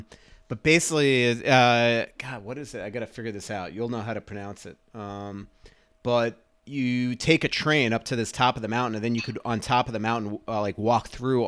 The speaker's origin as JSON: {"language": "English", "country": "United States", "said": "your typical dumb American"}